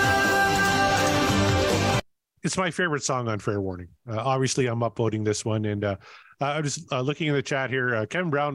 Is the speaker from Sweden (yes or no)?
no; Canada; I'm Canadian